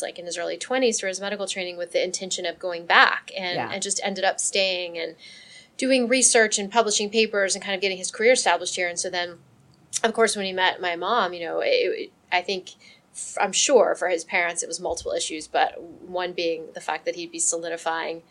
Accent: Miami, Florida, United States; I grew up in South Florida, which is kind of like a melting pot to begin

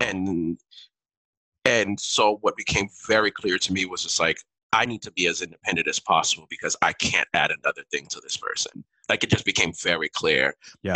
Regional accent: Miami, Florida, United States; first language Haitian Creole; English is a second language; I grew up in Miami

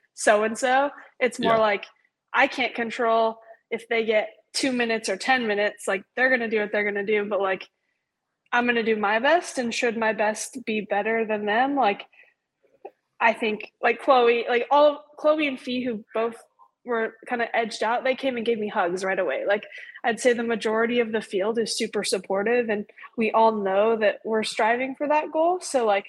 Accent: Hood River, Oregon, United States; moved away as an adult; also born or lived in Bend, Oregon; now in Las Vegas, United States; I was born and raised in Hood River.

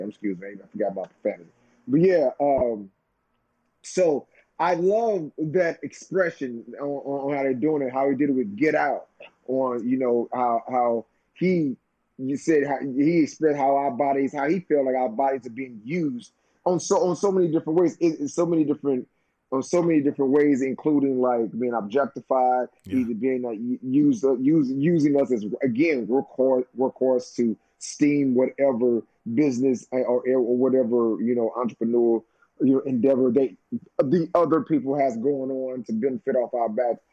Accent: St. Louis, Missouri, United States; my hometown

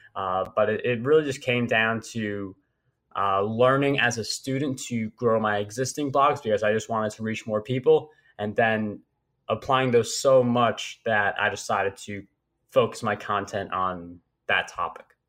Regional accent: New York, United States; as a New Yorker and you're a Red Sox fan

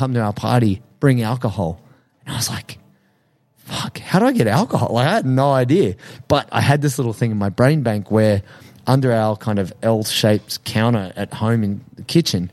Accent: Australia; Culturally, we're Australian.

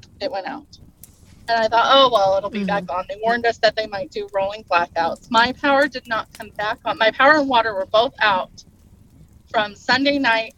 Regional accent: Boise, Idaho, United States; born there; also born or lived in Oregon; Yeah, I was born in Boise. Mm-hmm. I lived in eastern Oregon, right in the middle of the mountains. So I'm very used to very, very cold weather.

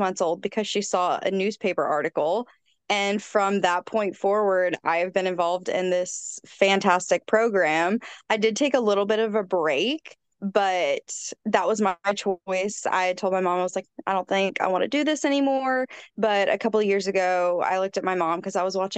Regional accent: College Station, Texas, United States; I am from College Station, Texas

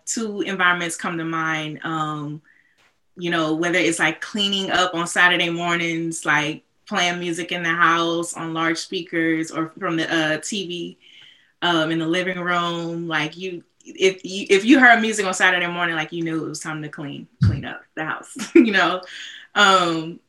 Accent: Bay Area, California, United States; moved away as an adult; also born or lived in Boston; growing up in the Bay Area

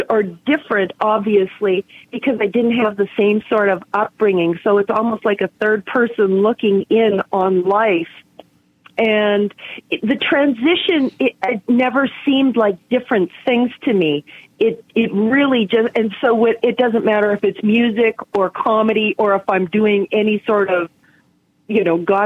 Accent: Canada; now in United States

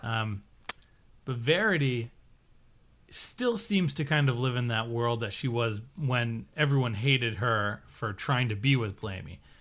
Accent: Connecticut, United States; our town borders the, the Atlantic Ocean, but between our body of land, which is Connecticut, and the actual ocean, there's Long Island

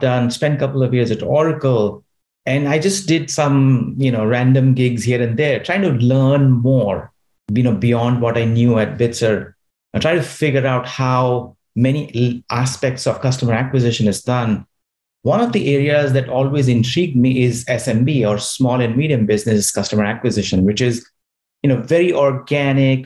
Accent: Dhanbad, Jharkhand, India; moved away as an adult; also born or lived in Mesra, India; now in Silicon Valley, United States; I grew up in India, grew up in a mining town called Dhanbad

